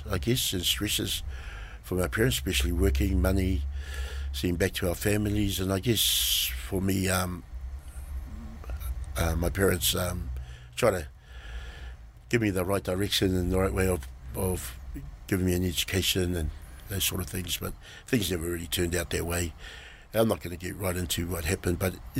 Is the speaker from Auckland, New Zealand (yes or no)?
yes; Auckland, New Zealand; So I was brought up in Ponsonby Grey Lynn area, central, most of my young life, and went to local schools there, Richmond Road Primary, Marist, and went to intermediate Marist, Vermont Street Brothers